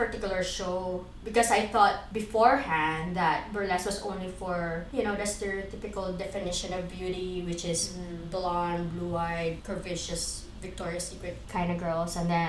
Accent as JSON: {"language": "English", "country": "Philippines", "moved": "yes", "said": "I am a Filipino movement art explorer."}